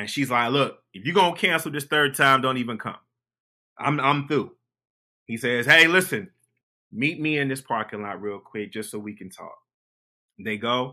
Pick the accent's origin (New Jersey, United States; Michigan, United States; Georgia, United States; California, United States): Michigan, United States; Detroit; I grew up in Detroit